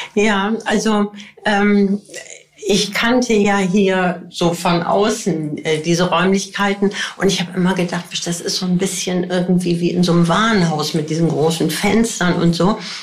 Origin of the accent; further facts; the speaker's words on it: Bergisches Land, North Rhine-Westphalia, Germany; ich bin groß geworden im Bergischen Land